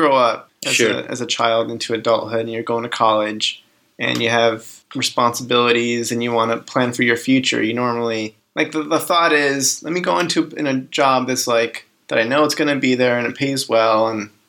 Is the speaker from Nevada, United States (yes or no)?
yes; Reno, Nevada, United States; moved away; Yeah, I grew up in Reno, Nevada. Kind of been there since third grade. Went to high school there.